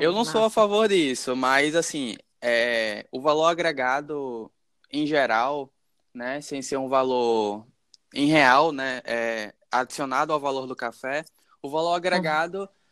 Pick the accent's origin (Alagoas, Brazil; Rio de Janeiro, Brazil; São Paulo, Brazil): Alagoas, Brazil; Maceió; also born or lived in Caruaru, Pernambuco; Nasci em Caruaru, Pernambuco, mas cresci em Maceió, então sou maceoense de coração